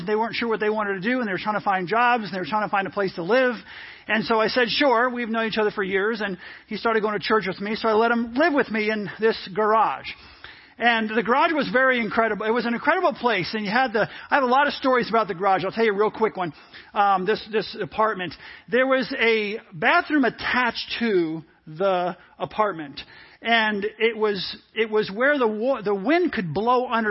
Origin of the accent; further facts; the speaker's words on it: New York, United States; moved away; also born or lived in Virginia; Most of you knew I grew up in New York, first part of my life and, for a large part of my life